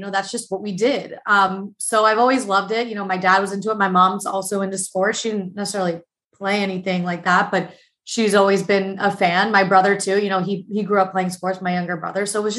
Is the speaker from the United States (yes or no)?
yes; Plantation, Florida, United States; moved away as an adult; now in Indianapolis, United States; I'm from Fort Lauderdale, like a little burb of Fort Lauderdale. It's called Plantation.